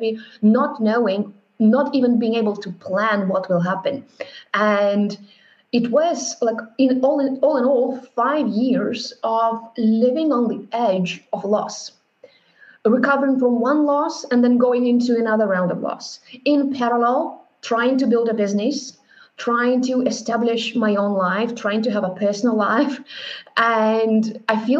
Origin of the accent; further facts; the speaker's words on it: Moscow, Russia; now in Berlin, Germany; I grew up in Russia, in Moscow, with four grandparents, very close.